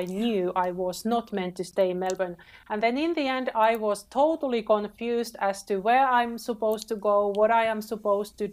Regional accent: Finland; moved away as an adult; I was born and raised in Finland, but I didn't really appreciate my country

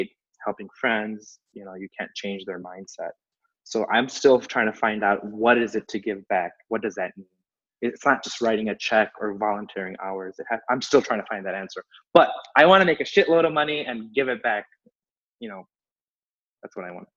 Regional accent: Chicago, Illinois, United States; I was born and raised here in Chicago, raised in Chicago. I'm a Chicago guy

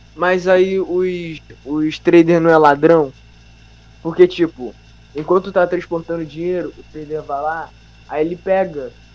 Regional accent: Rio de Janeiro, Brazil; eu sou, eu sou carioca

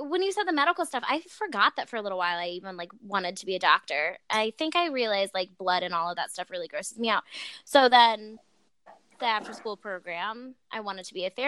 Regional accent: Normal, Illinois, United States; moved away as an adult; also born or lived in Towanda, Illinois / Champaign, Illinois; now in Chicago, United States; I was born and raised in a town called Normal, Illinois

